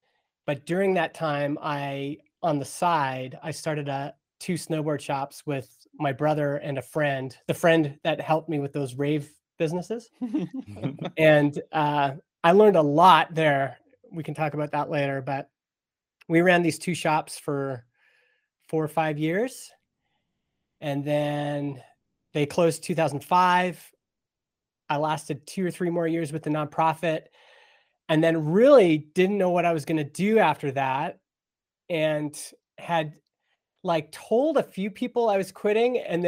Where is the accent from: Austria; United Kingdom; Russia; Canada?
Canada; Stony Plain, Alberta; I grew up in Stony Plain, Alberta, little town west of Edmonton. It was little when I was growing up there. When I was growing up there, it was like a dusty agriculture town.